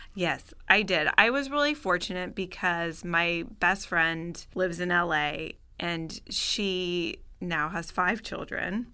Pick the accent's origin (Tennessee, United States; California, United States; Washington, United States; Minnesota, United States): California, United States; Bay Area, Northern; moved away as an adult; also born or lived in Paris, France / New York, United States; now in Los Angeles, United States; I grew up in Northern California, in the Bay Area